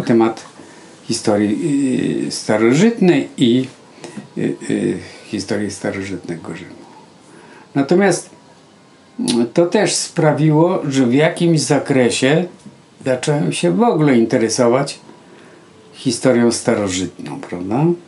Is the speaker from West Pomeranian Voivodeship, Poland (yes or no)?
no; Dzierżoniów, Lower Silesian Voivodeship, Poland; w szkole średniej y, też pamiętam w liceum w Dzierżoniowie